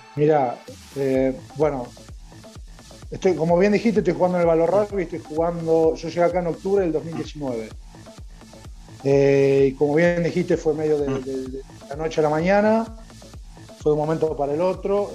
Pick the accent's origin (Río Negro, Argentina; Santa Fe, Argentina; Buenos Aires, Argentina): Santa Fe, Argentina; Rosario; moved away as an adult; now in Reggio Emilia, Italy; Rosario, que es mi ciudad natal